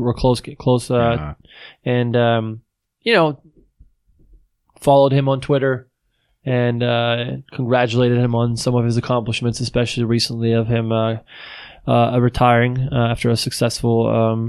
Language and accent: English; Widnau, St. Gallen, Switzerland; English is a second language; also born or lived in Altstätten / United States; now in Seattle, United States; my town was there. I could ride my bike over to Austria. It was, the town's called Wittenau. And so I am from Wittenau.